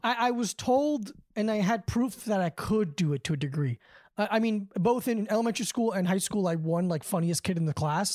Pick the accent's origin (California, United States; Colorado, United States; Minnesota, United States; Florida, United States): Florida, United States; Davie; moved away as an adult; now in New York, United States; I'm from the same town that Todd Berry and, uh, Mike Lawrence is from.